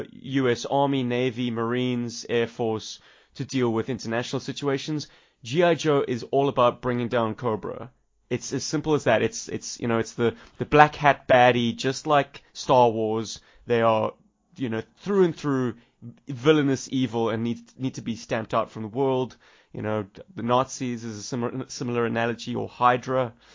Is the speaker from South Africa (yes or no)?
yes; South Africa; accent: South African; My character spoke with an American accent, and to this day, it has rinsed my South African accent away completely. People who meet me in the street would never guess that I'm from South Africa.